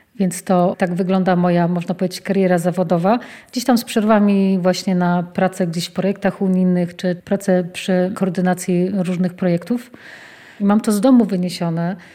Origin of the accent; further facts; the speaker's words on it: a small town near Lublin, Lublin Voivodeship, Poland; Wywodzę się z takiej małej miejscowości pod Lublinem